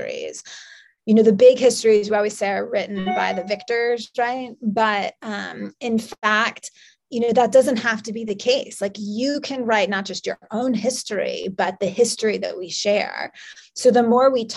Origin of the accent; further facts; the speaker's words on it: New York, United States; I'm from New York